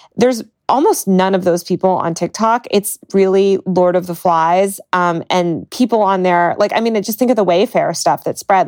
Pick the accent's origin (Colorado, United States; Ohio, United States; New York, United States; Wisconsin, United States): Colorado, United States; Denver; the Denver Post, um, which is my hometown newspaper